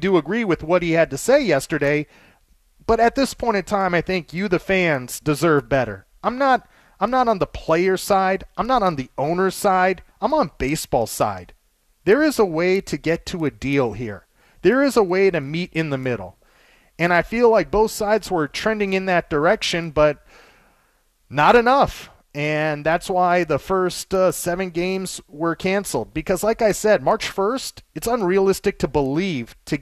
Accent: Los Angeles, California, United States; I grew up in Los Angeles my entire life

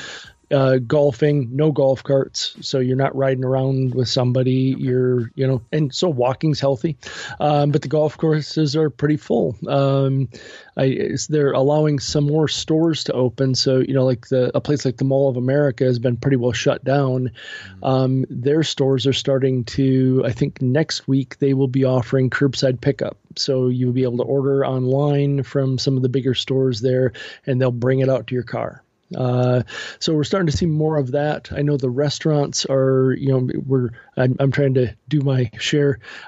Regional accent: Wisconsin, United States; now in Twin Cities, United States; I grew up in Western Wisconsin, fairly rural area.

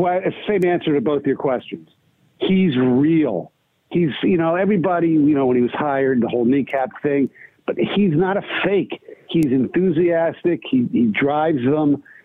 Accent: Philadelphia, Pennsylvania, United States; my hometown, Philadelphia Eagles

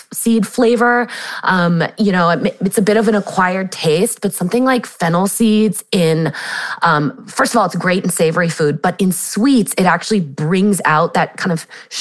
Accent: San Diego, California, United States; I grew up in San Diego, California

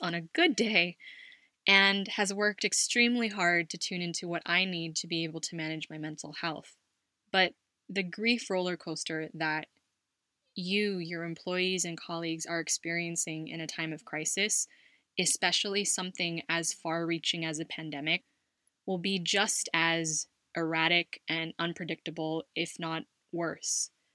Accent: Los Angeles, California, United States; moved away as an adult; now in Spain; My parents, my sister, and I lived in Los Angeles, and I would look forward to our visits to my Lolo and Lola and our family in the Bay Area every Thanksgiving

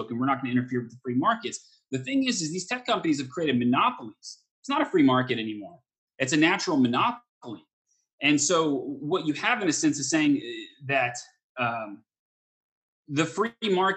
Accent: Texas, United States; I grew up in Texas

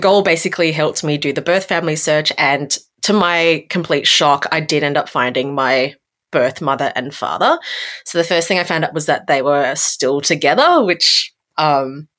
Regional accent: Brisbane, Queensland, Australia; also born or lived in South Korea; I grew up in Brisbane, right? Brisbane's a pretty small, fairly quiet city

